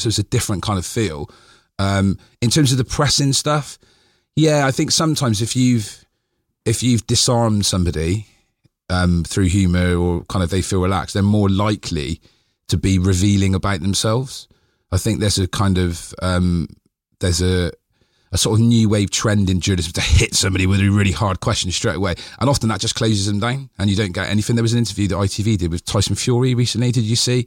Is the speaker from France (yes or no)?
no; Bristol, South West England, United Kingdom; I was born in Eastfield, so I grew up